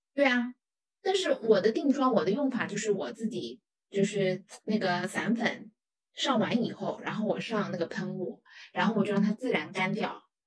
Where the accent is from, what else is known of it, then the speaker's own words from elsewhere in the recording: China; 在我们中国人的观念里面